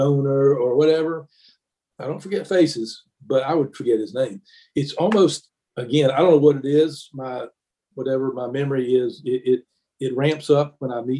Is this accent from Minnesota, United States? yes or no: no; Greenville, North Carolina, United States; moved away as an adult; also born or lived in Virginia; now in Charleston, United States; I grew up in Greenville, North Carolina